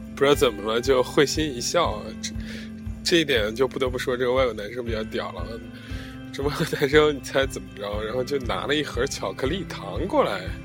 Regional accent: northern China, China; moved away; 我出生在北方嘛

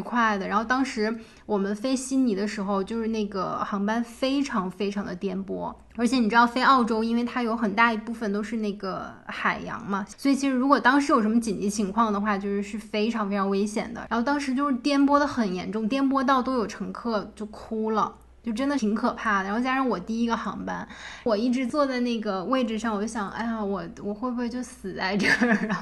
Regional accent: China; moved away as an adult; 我一个中国来的女孩，就是我们中国人

